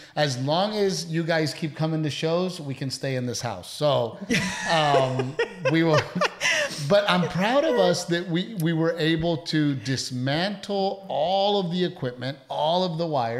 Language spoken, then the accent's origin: English; Portland, Texas, United States; I grew up in Gregory, Portland.